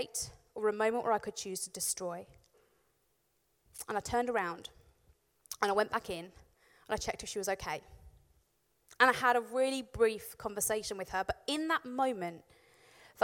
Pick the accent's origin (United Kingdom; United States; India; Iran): United Kingdom; Warwickshire, West Midlands; I grew up in Warwickshire, and I lived in a village